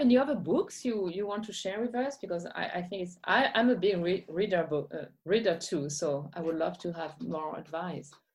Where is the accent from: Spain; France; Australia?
France; Champagne, Grand Est; English is a second language; moved away; I was born and was in Champagne